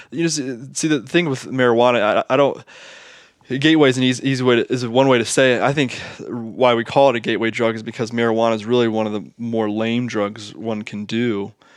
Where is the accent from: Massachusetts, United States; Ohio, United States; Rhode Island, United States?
Ohio, United States; Southwest; we're from Southwest Ohio